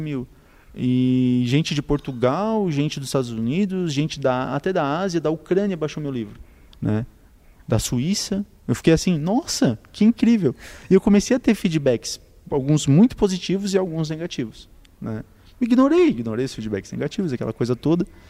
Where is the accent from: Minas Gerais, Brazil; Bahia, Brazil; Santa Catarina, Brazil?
Santa Catarina, Brazil; Tubarão; also born or lived in Sombrio; Eu nasci aqui, morei aqui até os oito anos